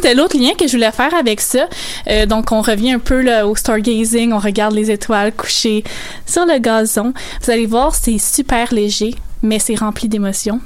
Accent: Saguenay, Quebec, Canada; On vient du Saguenay

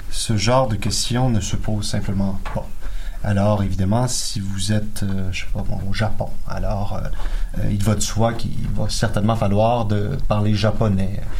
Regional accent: Quebec, Canada; il va de soi, peu importe mes origines, il va de soi que je suis un Québécois.

